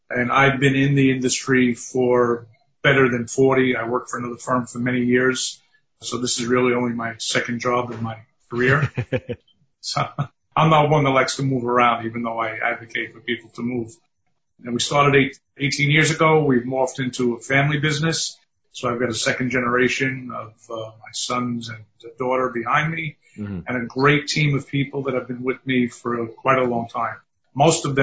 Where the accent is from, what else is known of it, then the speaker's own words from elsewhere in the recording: New York City, New York, United States; also born or lived in Staten Island, New York; native New Yorker, born and raised in Manhattan on the Lower East Side, and been in New York my whole life.